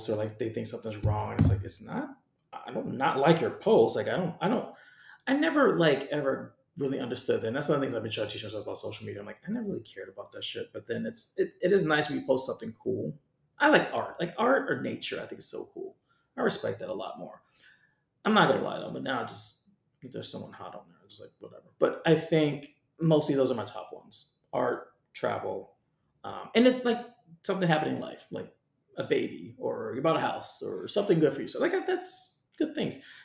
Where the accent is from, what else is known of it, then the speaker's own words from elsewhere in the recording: Oakland, California, United States; moved away as an adult; also born or lived in Los Angeles; now in New York City, United States; I grew up in Oakland, so I grew up in the Bay Area